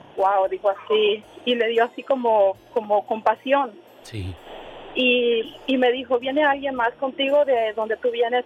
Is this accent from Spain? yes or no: no; Honduras; now in United States; yo vengo de Honduras